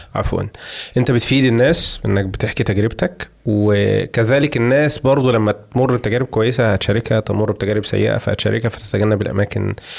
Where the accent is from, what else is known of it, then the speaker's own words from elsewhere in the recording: Egypt; عندنا في مصر